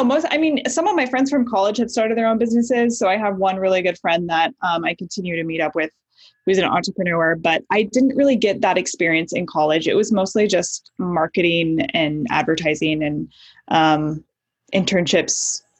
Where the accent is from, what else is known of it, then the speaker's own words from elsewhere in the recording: Nebraska, United States; moved away as an adult; also born or lived in Midwest; I grew up all over the Midwest. Both of my parents were actually musicians, so we traveled around a lot, but mostly Nebraska. I was there for about 8 years before I moved out to LA for college.